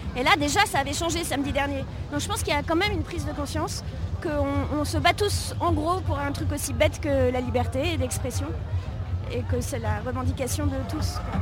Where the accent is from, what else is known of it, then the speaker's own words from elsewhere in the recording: Paris, Île-de-France, France; je suis parisienne